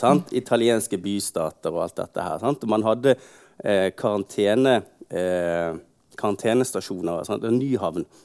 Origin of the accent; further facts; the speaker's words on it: Bergen, Vestland, Norway; Jeg er født i Bergen, oppvokst her, på det stort sett hele livet